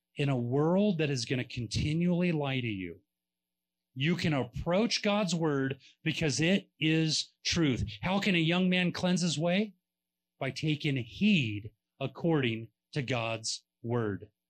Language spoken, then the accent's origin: English; California, United States; we're from California